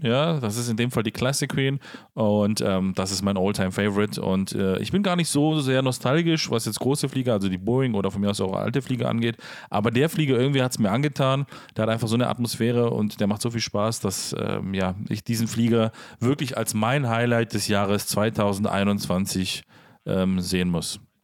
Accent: Herten, Germany; da, wo ich aufgewachsen bin, zur Schule gegangen bin, letzten Endes äh, zwar nicht gebürtig herkomme, spielt aber keine Rolle, ist der kleine Flugplatz Herten

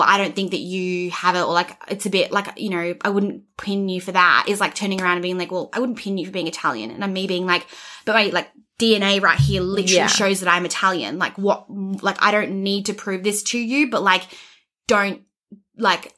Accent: Australia; I'm Australian

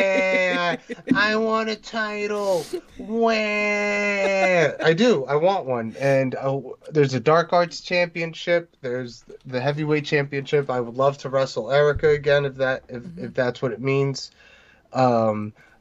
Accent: New Jersey, United States; also born or lived in New York; I was born in New York, lived there for a few years, moved here to beautiful New Jersey

